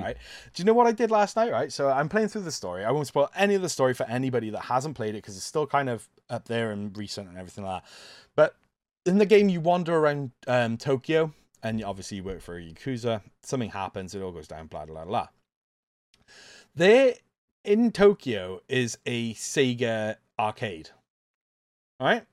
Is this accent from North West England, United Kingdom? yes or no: no; Welsh, Wales, United Kingdom; I'm a Welsh pirate.